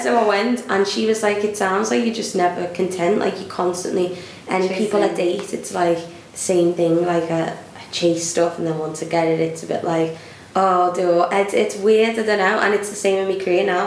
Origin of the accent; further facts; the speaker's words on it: Liverpool, North West England, United Kingdom; accent: Scouse; I obviously grew up in Liverpool.